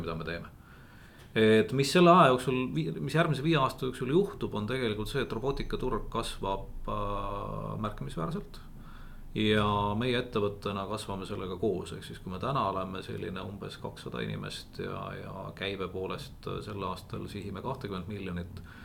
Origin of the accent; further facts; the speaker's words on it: near Otepää, Valga County, Estonia; ma olen maapoiss tegelikult, et üles kasvanud Otepää lähedal talukohas